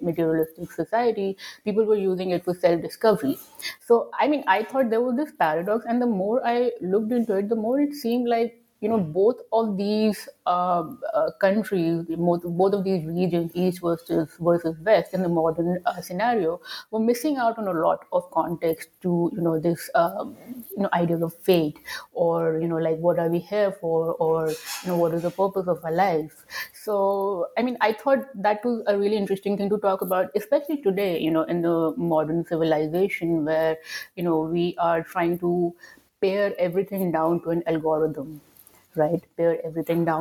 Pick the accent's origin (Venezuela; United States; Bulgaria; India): India; having grown up in India